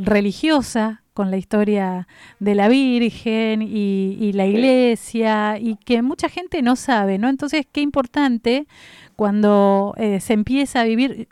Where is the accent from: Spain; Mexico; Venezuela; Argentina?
Argentina; Pilar, Buenos Aires Province; mi ciudad, mi pueblo